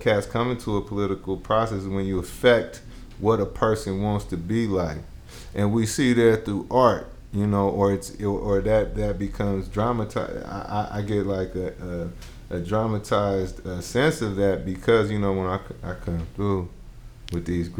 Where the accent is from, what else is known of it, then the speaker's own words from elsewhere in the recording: Bay Area, California, United States; also born or lived in Jackson, Mississippi; I'm from the Bay Area